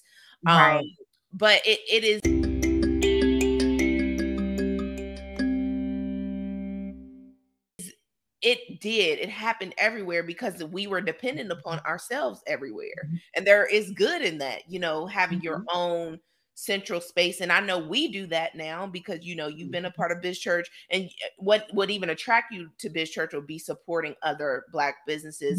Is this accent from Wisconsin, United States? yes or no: no; Roanoke, Virginia, United States; my hometown, Roanoke, Virginia